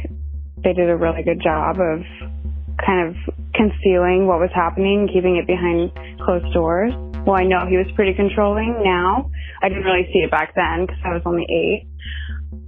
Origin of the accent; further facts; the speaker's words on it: Keizer, Oregon, United States; I grew up in Kaiser, Oregon